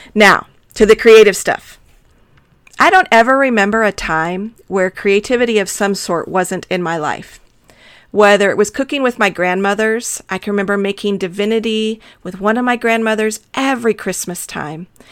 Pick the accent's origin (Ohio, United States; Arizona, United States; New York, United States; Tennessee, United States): Arizona, United States; Tucson; also born or lived in Texas; I was born in Texas, but I have lived most of my life in the desert southwest of Arizona. I love Tucson